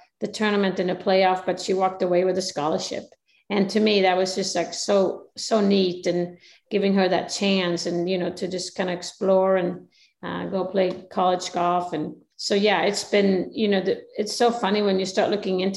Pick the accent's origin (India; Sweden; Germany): Sweden; I'm coming from Sweden